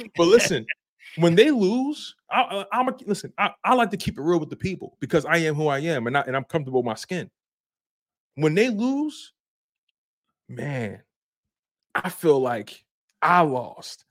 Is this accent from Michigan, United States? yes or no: no; Philadelphia, Pennsylvania, United States; I'm born and raised in Philly, North Philadelphia, baby, twenty-third and Dolphin